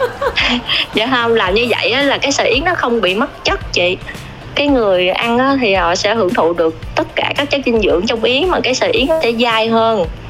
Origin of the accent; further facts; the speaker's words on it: Đồng Tháp, Vietnam; moved away as an adult; also born or lived in Châu Thành District, Đồng Tháp; now in Ho Chi Minh City, Vietnam; quê em ở Đồng Tháp